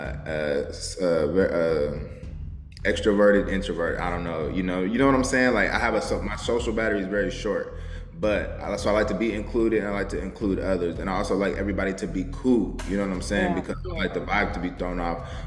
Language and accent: English; Denver, Colorado, United States; also born or lived in Houston, Texas; now in Texas, United States; we moved back to Denver, where she's from. So I was raised there like during the school year